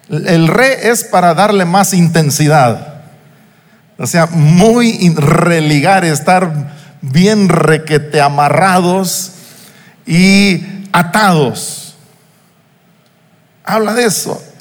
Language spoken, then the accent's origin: Spanish; Uruapan, Michoacán, Mexico; now in Morelia, Mexico; pasé desde los dos meses de edad mi infancia en Uruapan, una hora y pico de distancia de aquí de Morelia, aunque aquel entonces eran cinco o seis horas entre Morelia y Uruapan